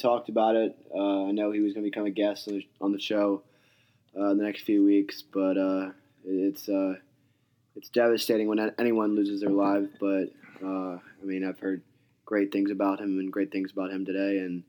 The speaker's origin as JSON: {"language": "English", "country": "United States", "said": "being an American"}